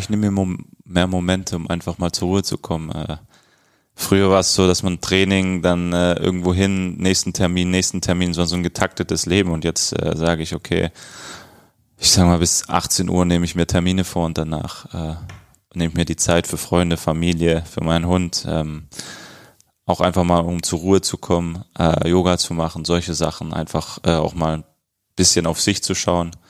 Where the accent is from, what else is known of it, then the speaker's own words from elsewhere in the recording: Stuttgart, Baden-Württemberg, Germany; also born or lived in Cologne / Eindhoven; now in Berlin, Germany; ich komme aus Stuttgart